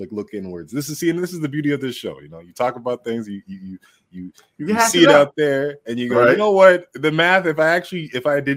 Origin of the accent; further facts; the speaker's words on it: Toronto, Ontario, Canada; I'm from Toronto